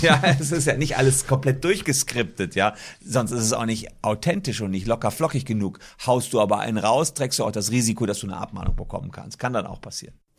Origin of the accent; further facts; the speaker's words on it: Gevelsberg, North Rhine-Westphalia, Germany; also born or lived in Cologne / Leuven; da war ich 15 in meinem Heimatdorf Gefelsberg